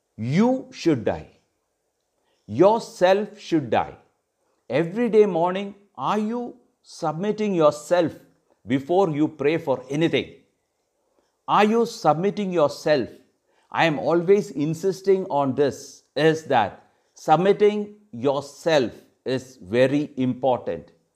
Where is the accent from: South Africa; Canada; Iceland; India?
India; Kerala; In Kerala, I come from Kerala